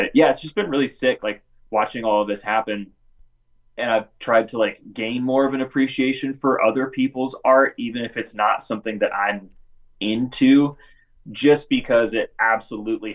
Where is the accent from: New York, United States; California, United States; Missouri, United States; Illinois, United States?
California, United States; Northern; I'm from California, like, Northern California